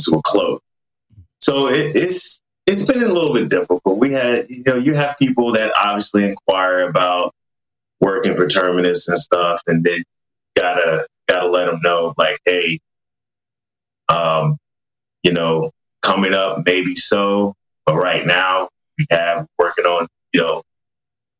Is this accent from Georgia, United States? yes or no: yes; Atlanta, Georgia, United States; We're both here from Atlanta